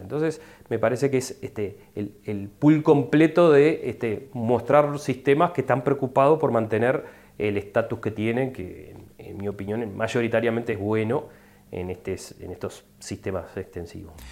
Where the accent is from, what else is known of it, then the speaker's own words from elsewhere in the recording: Uruguay; para el resto de los uruguayos que dependemos de los servicios ecosistémicos